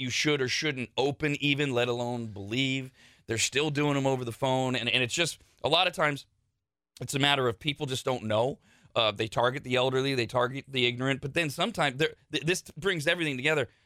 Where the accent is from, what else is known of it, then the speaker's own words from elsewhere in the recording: Bay Area, California, United States; moved away as an adult; also born or lived in South Lake Tahoe; now in Sacramento, United States; I, I grew up in the Bay Area. So I, I, came to South Lake Tahoe with the mindset of a Bay Area kid